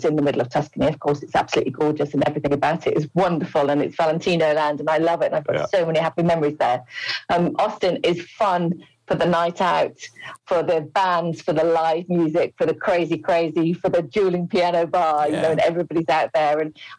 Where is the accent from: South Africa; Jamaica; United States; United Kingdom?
United Kingdom; Wolverhampton, West Midlands; I am from Wolverhampton.